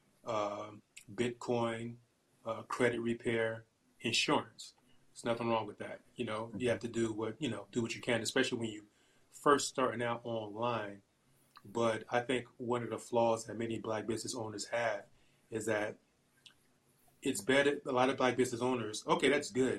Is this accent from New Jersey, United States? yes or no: yes; Newark, New Jersey, United States; moved away as an adult; now in Allentown, United States; I'm originally from Newark, New Jersey, N-E-W-A-R-K, born and raised